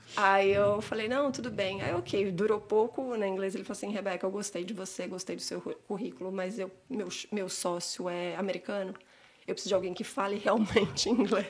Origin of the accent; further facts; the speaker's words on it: São Paulo, Brazil; moved away as an adult; now in Canada; eu cresci em Santana, no bairro de Santana, Zona Norte